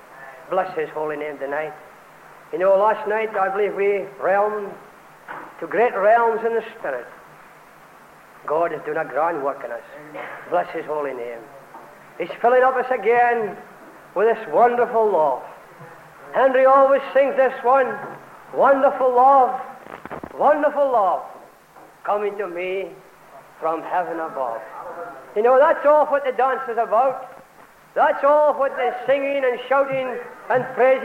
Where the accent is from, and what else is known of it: Scotland, United Kingdom